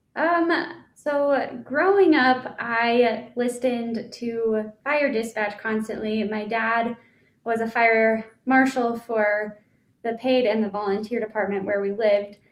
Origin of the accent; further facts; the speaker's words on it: Colorado, United States; now in Idaho, United States; I was from Colorado. I moved up to Idaho.